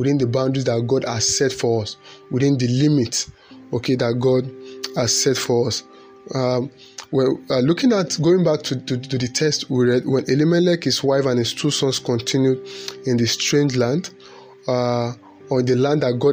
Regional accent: Nigeria; as a Nigerian

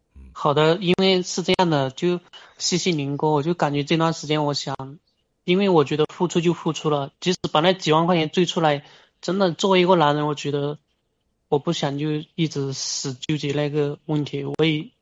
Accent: Guizhou, China; 我，我是贵州的

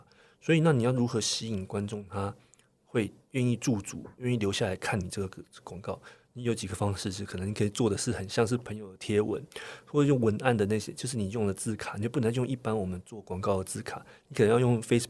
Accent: Taiwan; 是因为我们台湾人在观影模式上面被我们的新闻台训练非常非常的非常良好

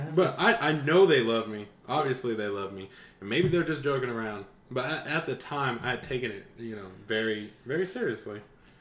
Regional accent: North West England, United Kingdom; And I'd be like, I'm actually from Manchester, England. Well, actually, just a small town outside of Manchester.

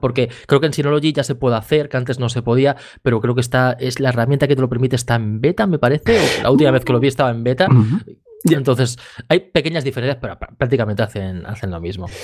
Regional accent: Badalona, Catalonia, Spain; yo aquí de Badalona

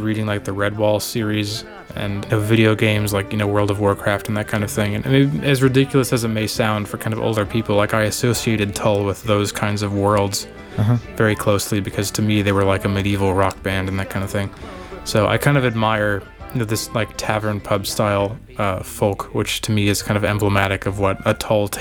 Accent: Texas, United States; in Texas where I grew up

